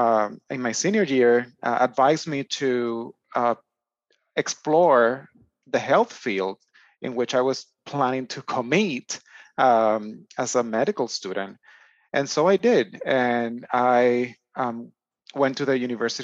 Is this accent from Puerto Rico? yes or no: yes; Aguas Buenas, Puerto Rico; moved away as an adult; now in United States; my hometown of Aguas Buenas, Puerto Rico, a relatively small rural town in the center of the island